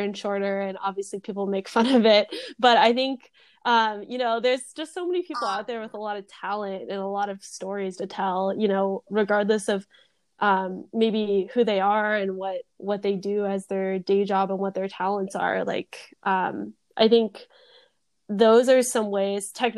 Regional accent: Temecula, California, United States; moved away as an adult; also born or lived in Los Angeles; I went to high school, I grew up around Temecula

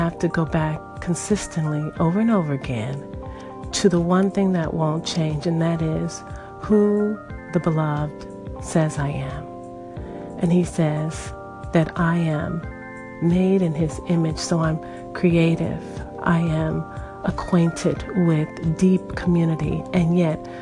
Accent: United States; I'm American

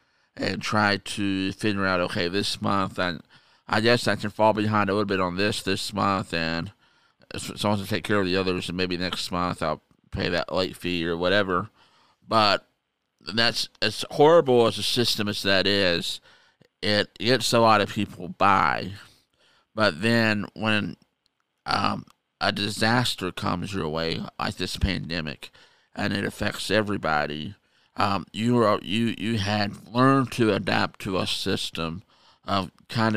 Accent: United States; being an American

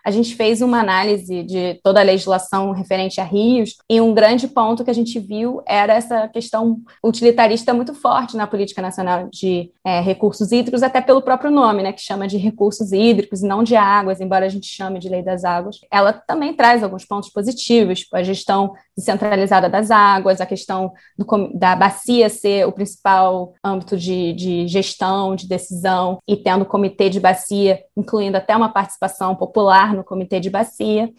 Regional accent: Rio de Janeiro, Brazil; eu sou carioca, eu moro aqui no Rio

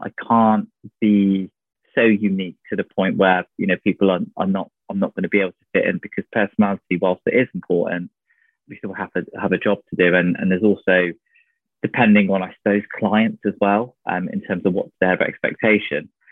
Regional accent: North Devon, South West England, United Kingdom; moved away as an adult; I grew up in North Devon, of all places, pretty much on the coast

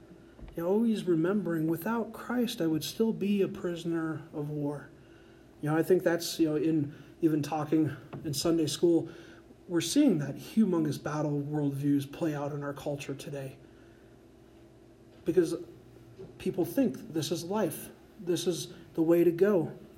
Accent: Colorado, United States; I've never murdered someone, and in fact, I'm from Colorado, and I use my blinker in traffic, so I'm a saint.

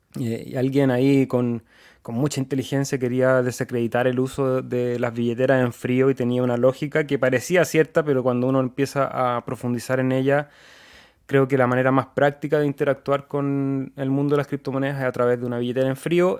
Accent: Chile; Nosotros somos de Chile

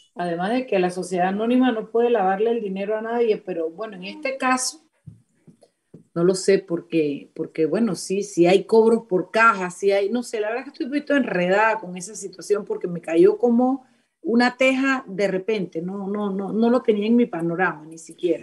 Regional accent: Panama; Los panameños estamos acostumbrados

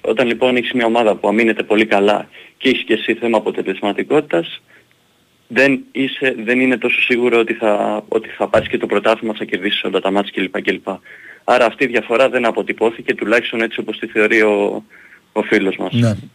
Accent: Greece; είμαστε Έλληνες

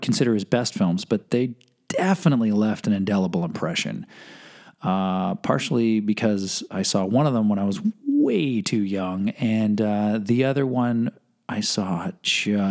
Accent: Canada; When I was a kid growing up in Canada

